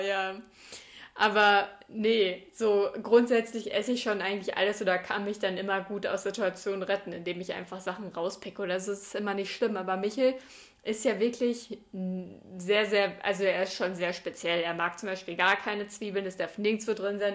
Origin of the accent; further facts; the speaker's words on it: Sauerland, North Rhine-Westphalia, Germany; bei uns im Sauerland